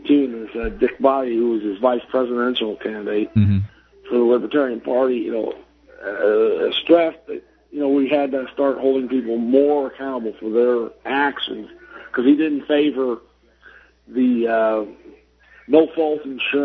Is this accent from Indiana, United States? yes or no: yes; Indianapolis, Indiana, United States; I'm from Indianapolis.